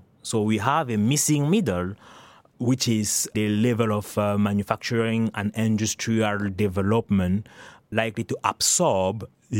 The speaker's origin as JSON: {"language": "English", "country": "Cameroon", "tie": "born or raised there", "also_born_or_lived": "France / Canada / United Kingdom", "moved": "as an adult", "lives_now": "United States", "said": "I was born and raised in Cameroon. And then from Cameroon, I went to France, Canada, and then the U.S. I spent some time or so in the U.K."}